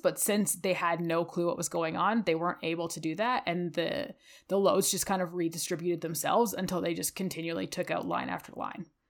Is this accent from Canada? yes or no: yes; Ontario, Canada; now in Calgary, Canada; growing up in Ontario, we experience a lot of thunderstorms living on the Great Lakes